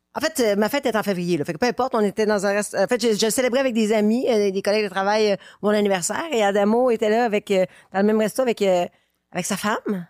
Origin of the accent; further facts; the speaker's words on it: Quebec City, Quebec, Canada; now in Brooklyn, United States; je viens de Québec